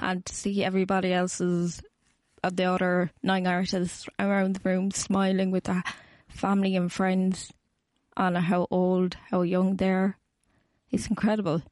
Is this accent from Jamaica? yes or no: no; Cork, Munster, Ireland; I'm from Cork, so I have to travel up from Dublin